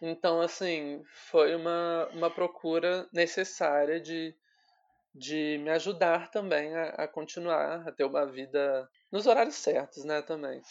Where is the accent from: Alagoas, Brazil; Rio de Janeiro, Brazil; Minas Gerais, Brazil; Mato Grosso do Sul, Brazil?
Rio de Janeiro, Brazil; Volta Redonda; moved away as an adult; now in São Paulo, Brazil; eu sou de Volta Redonda, no interior do, do Rio. Só que atualmente eu tô morando em São Paulo